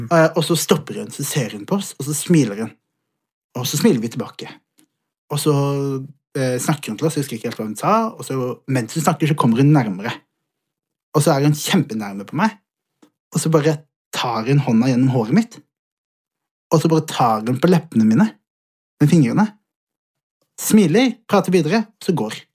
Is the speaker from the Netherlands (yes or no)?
no; Somalia; Jeg er, fra, jeg er utlending, jeg er somalier, 100 født og, eh, altså sånn, begge, fra begge sider.